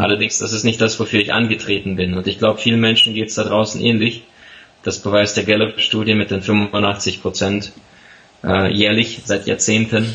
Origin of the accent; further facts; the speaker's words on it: Siberia, Russia; now in Germany; ich bin tatsächlich im Ausland in Sibirien geboren